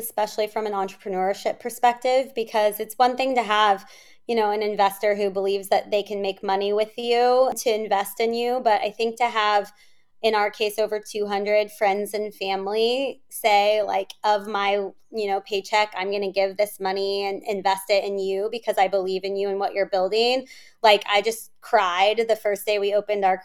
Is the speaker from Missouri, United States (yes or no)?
yes; Kansas City, Missouri, United States; moved away as an adult; also born or lived in California; now in Chicago, United States; growing up in Kansas City, I didn't know anyone there